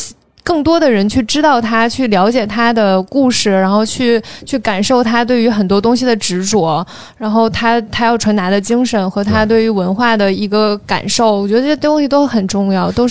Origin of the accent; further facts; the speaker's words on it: Beijing, China; 我从小在北京土生土长